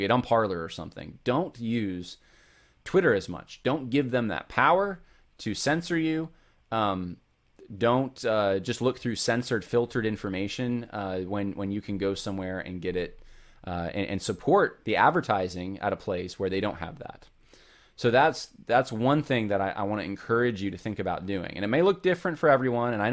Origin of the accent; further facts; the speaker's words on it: California, United States; I'm from California originally, so I can say this, but uh, I haven't lived most of my life there, but I have still a family there